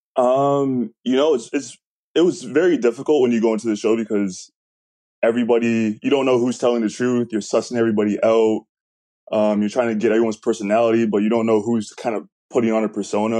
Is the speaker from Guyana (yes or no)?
no; Canada; I'm Canadian